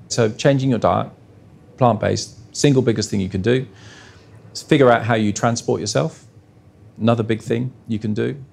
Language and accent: English; Australia